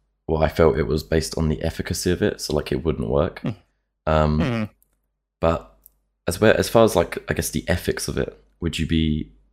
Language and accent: English; United Kingdom; I'm a Brit